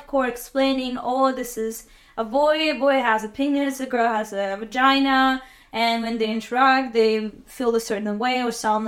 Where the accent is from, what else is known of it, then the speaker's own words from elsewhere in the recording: Azerbaijan; moved away as an adult; also born or lived in Hawaii; I'm from Azerbaijan, and I was born in 1994.